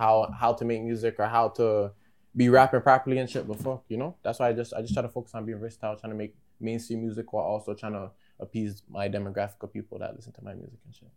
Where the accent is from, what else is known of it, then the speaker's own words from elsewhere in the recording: Ajax, Ontario, Canada; I live in the 905, the East. I live in Durham